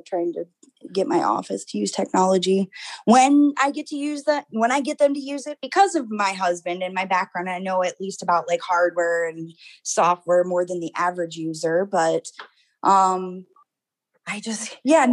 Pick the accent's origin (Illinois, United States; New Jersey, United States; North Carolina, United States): North Carolina, United States; moved away; I grew up in North Carolina